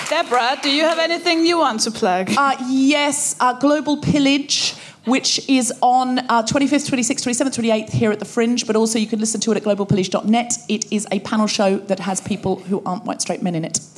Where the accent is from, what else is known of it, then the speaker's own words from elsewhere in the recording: Australia; accent: Australian; if I say it in my original Australian accent